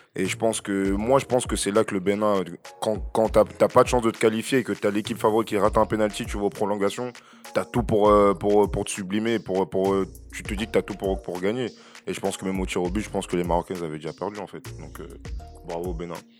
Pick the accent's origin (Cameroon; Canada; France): Cameroon; je suis camerounais